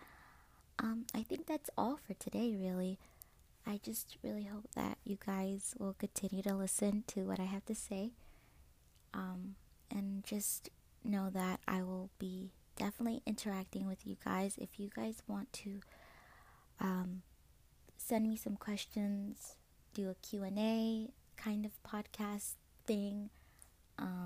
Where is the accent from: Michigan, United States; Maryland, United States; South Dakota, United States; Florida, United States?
Maryland, United States; I'm from Maryland